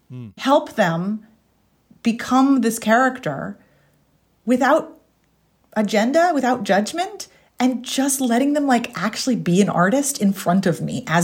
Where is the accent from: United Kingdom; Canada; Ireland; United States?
Ireland; I'm from Ireland.